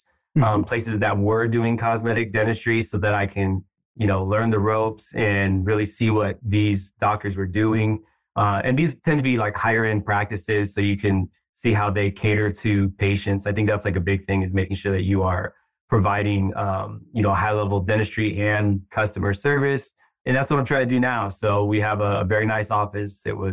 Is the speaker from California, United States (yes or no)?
yes; San Francisco, California, United States; also born or lived in Bay Area; I've always lived in the Bay Area. I was born here in San Francisco, just moved kind of throughout the Bay, but been here, yeah, for a long time